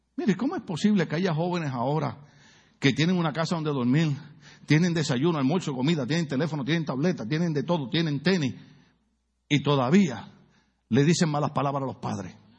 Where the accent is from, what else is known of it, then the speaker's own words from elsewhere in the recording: Puerto Rico; now in United States; Yo que soy puertorriqueño